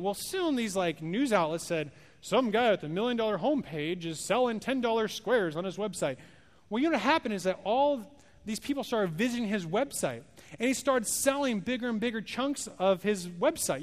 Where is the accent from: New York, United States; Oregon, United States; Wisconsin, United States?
Oregon, United States; moved away; I'm not from here, I'm from Oregon.